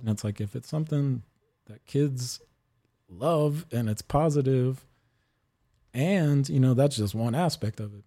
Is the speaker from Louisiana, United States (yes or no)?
yes; New Orleans, Louisiana, United States; also born or lived in California / Oregon; now in Austin, United States; That was in New Orleans where I grew up on the West Bank.